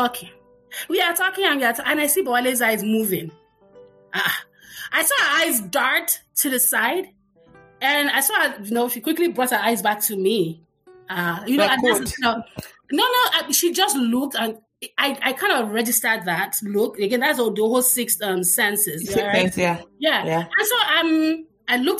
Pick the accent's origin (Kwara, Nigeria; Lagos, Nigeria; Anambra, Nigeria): Lagos, Nigeria; growing up in the Butemeta was really nice.